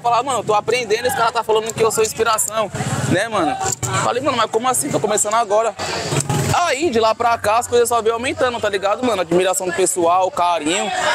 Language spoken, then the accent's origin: Portuguese; Osasco, São Paulo, Brazil; Isso aqui é onde eu nasci, mano. Nascido e criado aqui